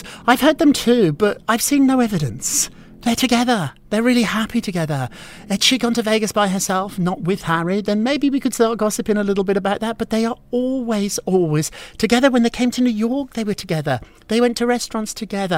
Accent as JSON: {"language": "English", "town": "Edinburgh", "region": "Scotland", "country": "United Kingdom", "moved": "yes", "said": "I'm from Edinburgh, Scotland, where I know what cold is."}